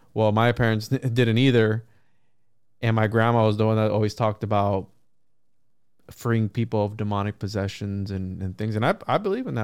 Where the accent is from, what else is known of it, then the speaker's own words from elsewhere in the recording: Puerto Rico; When I grew up in Puerto Rico